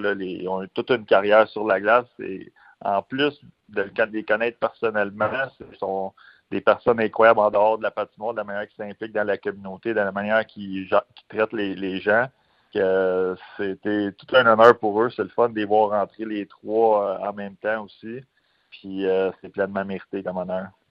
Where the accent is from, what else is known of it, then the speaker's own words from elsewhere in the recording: Quebec, Canada; en tant que Québécois